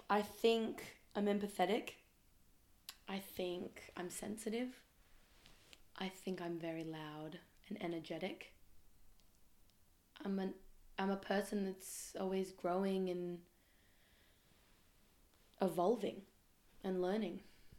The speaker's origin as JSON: {"language": "English", "town": "Melbourne", "region": "Victoria", "country": "Australia", "also_born_or_lived": "Israel", "said": "I live currently in Melbourne. I'm from Melbourne, but also from Israel. Bit half-half in my life, I reckon. And I moved back to Australia about 6 months ago, just before the first lockdown."}